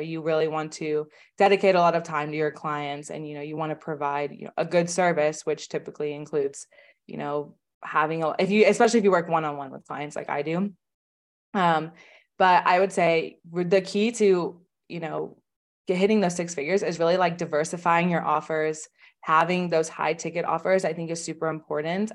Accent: Oklahoma, United States; I'm from Oklahoma in the United States, which is, like, a very, very, you know, small state.

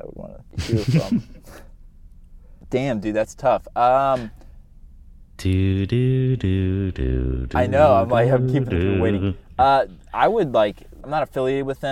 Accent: Midwest, United States; I'm from the Midwest

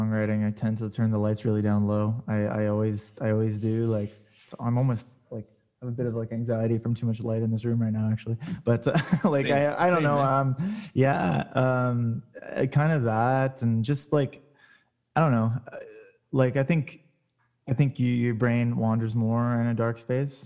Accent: Montreal, Quebec, Canada; also born or lived in Toronto, Canada; I played drums growing up, and then I moved here from Toronto to Montreal, and I was went to like high school here

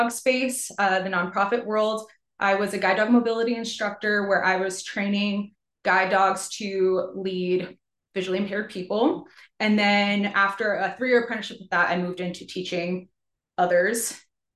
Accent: New York, United States; moved away as an adult; also born or lived in New Jersey; now in Georgia, United States; I'm from New York, but I'm now a Georgia transplant. Moved down here in 2018

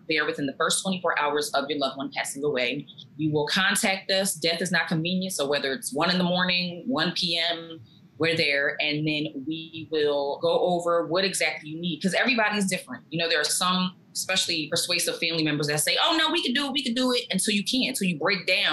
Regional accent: New Jersey, United States; also born or lived in Maryland; I'm from Jersey. I'm a native of Jersey. I was born here, still live here.

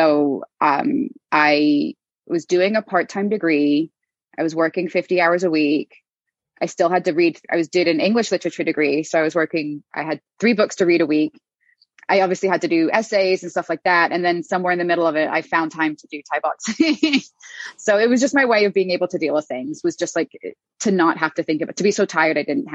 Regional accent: Ireland; moved away as an adult; also born or lived in United States; now in London, United Kingdom; I was born in the US, but I'm half Irish and I grew up in Ireland. I moved to London at 20

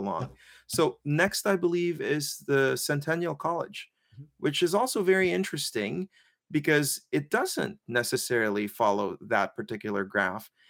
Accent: Philippines; I'm Filipino

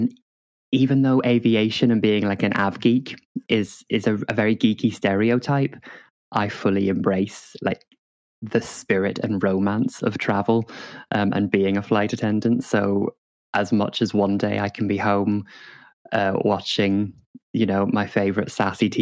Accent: Northern Ireland, United Kingdom; I grew up in Northern Ireland

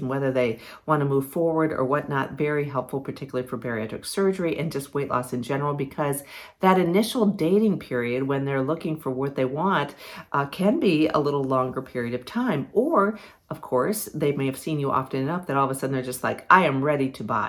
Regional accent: Ohio, United States; moved away as an adult; now in Virginia, United States; I grew up on Lake Erie, up in Ohio

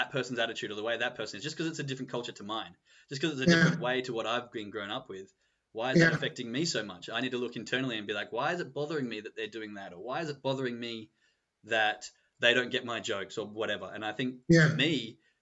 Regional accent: Australia; moved away as an adult; now in Germany; I'm from Australia. I'm always going to be Australian

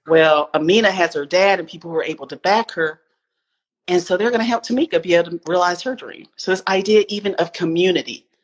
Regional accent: Spartanburg, South Carolina, United States; also born or lived in Seattle, Washington; now in Atlanta, United States; I am a southerner. I am from Spartanburg, South Carolina. I live in Atlanta right now.

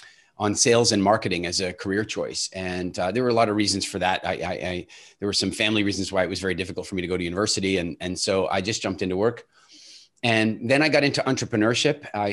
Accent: Canada; also born or lived in South Africa; And so we immigrated to Canada when I was quite small, but we maintained a really close relationship with South Africa. I still in many respects feel more South African than I do Canadian, which is odd when you hear my accent, I suppose. But I grew up in Canada

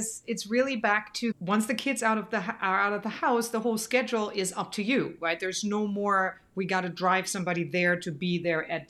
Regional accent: Germany; now in United States; we're both from Germany.

